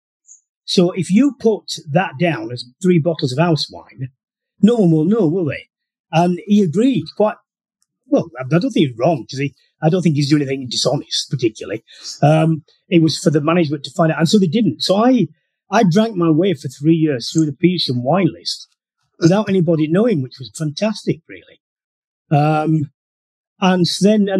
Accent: Halifax, Yorkshire and the Humber, United Kingdom; I was brought up in Yorkshire, Halifax in Yorkshire

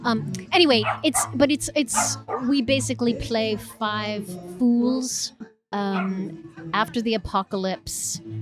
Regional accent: Rockville, Maryland, United States; also born or lived in Nova Scotia, Canada; No, we're not from Maine. We're from Rockville, Maryland.

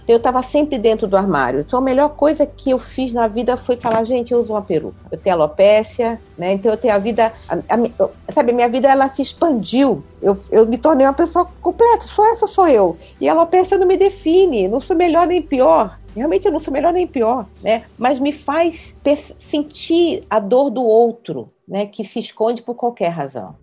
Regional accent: Rio de Janeiro, Brazil; moved away as an adult; now in São Paulo, Brazil; Eu, eu nasci no Rio de Janeiro, numa família de baixa renda

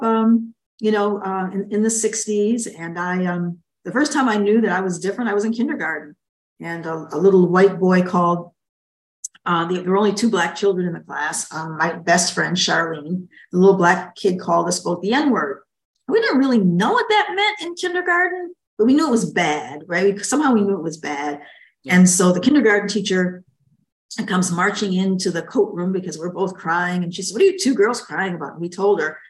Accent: Niagara Falls, New York, United States; also born or lived in Buffalo, New York / Washington, D.C. / Barbados; now in North Carolina, United States; I actually grew up in Niagara Falls, New York.

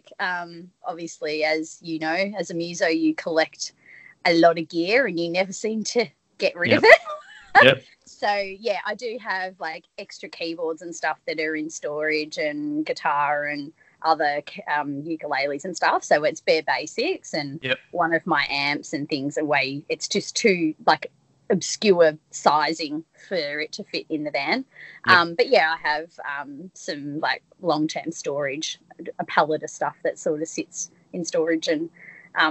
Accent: country Victoria, Australia; moved away as an adult; I grew up in country Victoria

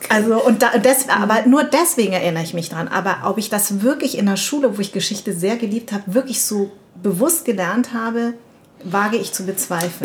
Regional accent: Darmstadt, Hesse, Germany; Ich komme von hier, ich bin aus Darmstadt

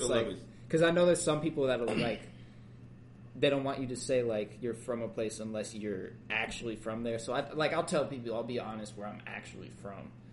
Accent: Hilliard, Ohio, United States; like I grew up in Hilliard originally. If you go anywhere out of state, I'm saying I'm from Columbus because nobody knows where Hilliard is.

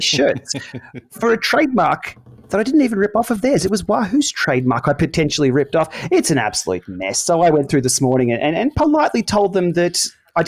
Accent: Australia; Being an Aussie

